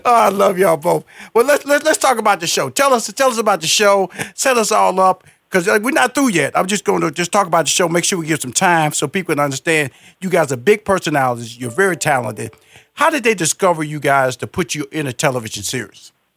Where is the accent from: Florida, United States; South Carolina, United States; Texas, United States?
Texas, United States; Houston; I'm from Houston, Texas, Fifth Ward